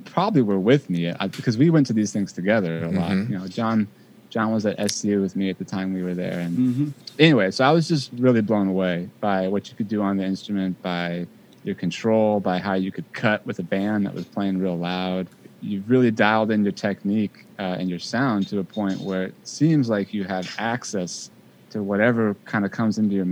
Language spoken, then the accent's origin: English; Bay Area, California, United States; moved away as an adult; also born or lived in Los Angeles; I'm from the Bay Area originally